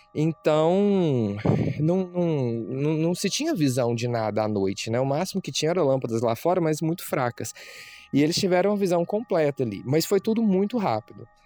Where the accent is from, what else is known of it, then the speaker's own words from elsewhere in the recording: Anápolis, Goiás, Brazil; nós somos de Anápolis, que é uma cidade que fica próxima de Goiânia